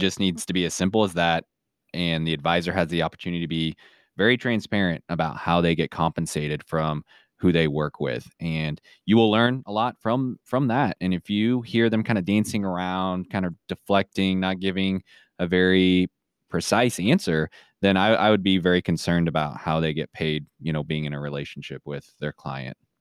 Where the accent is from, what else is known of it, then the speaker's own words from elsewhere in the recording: Kansas City, Missouri, United States; now in Saint Joseph, United States; I grew up closer, uh, down to Kansas City, a suburb of Kansas City